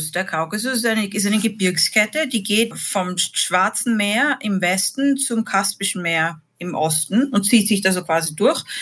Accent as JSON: {"language": "German", "region": "Vienna", "country": "Austria", "tie": "born or raised there", "moved": "as an adult", "said": "Genau, ich bin aus Wien, bin nach der Matura ein Jahr lang nach Russland gegangen, Mitte der 90er"}